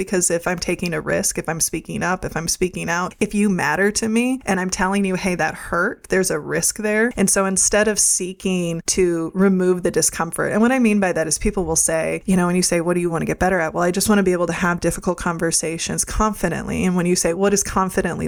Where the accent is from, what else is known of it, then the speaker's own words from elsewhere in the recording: Midwest, United States; I grew up in the Midwest